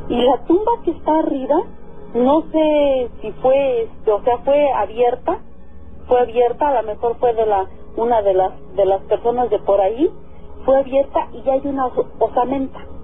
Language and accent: Spanish; El Oro, State of Mexico, Mexico; moved away; yo soy de del Oro, del Estado de México.